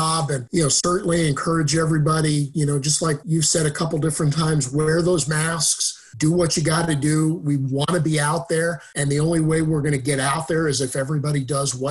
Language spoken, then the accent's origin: English; New York, United States; also born or lived in Western Massachusetts; now in Southern Maine, United States; I was born in New York